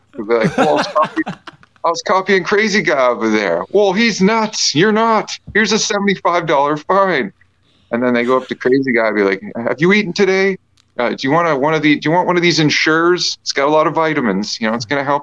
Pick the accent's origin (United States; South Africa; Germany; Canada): Canada; being Canadian